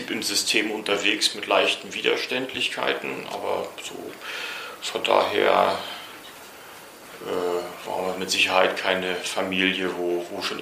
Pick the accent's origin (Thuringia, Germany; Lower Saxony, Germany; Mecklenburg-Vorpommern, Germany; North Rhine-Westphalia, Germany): Mecklenburg-Vorpommern, Germany; Rostock; born there